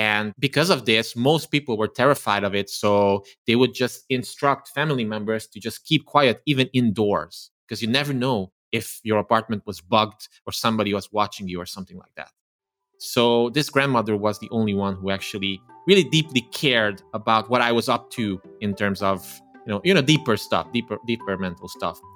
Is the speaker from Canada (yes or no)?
no; Transylvania, Romania; English is a second language; I come from Eastern Europe, from Romania, from the Transylvania region of Romania, who grew up as an ethnic Hungarian, as a minority